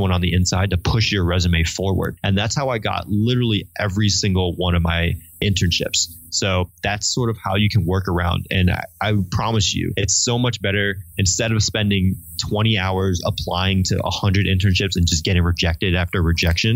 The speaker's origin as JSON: {"language": "English", "region": "Connecticut", "country": "United States", "moved": "yes", "said": "my background of being from Connecticut"}